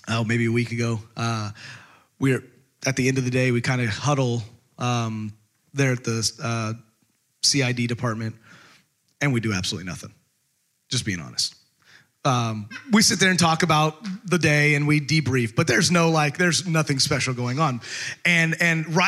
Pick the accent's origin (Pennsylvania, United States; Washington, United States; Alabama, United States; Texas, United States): Texas, United States; growing up in Texas, we had you could call it a ranch